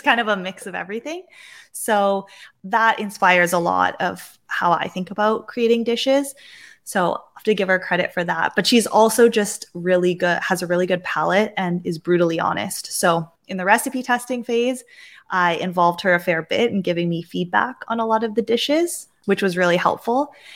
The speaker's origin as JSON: {"language": "English", "town": "Vancouver", "region": "British Columbia", "country": "Canada", "tie": "born or raised there", "said": "growing up in Vancouver and on the Pacific Northwest"}